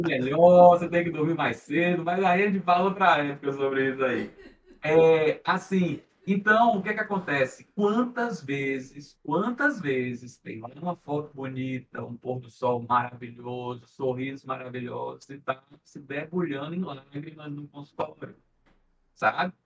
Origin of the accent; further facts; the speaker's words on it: interior of Bahia, Brazil; eu sou do interior da Bahia